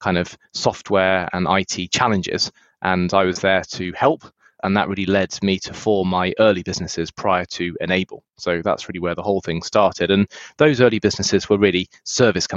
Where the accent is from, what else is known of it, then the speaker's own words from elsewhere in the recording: United Kingdom; moved away as an adult; also born or lived in United States; now in San Francisco, United States; I was born in the UK, spent a lot of years there before moving to the US.